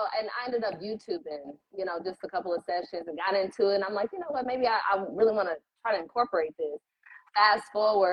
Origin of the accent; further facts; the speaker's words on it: Indianapolis, Indiana, United States; I am from Indy, born and raised here in Indy, Eastside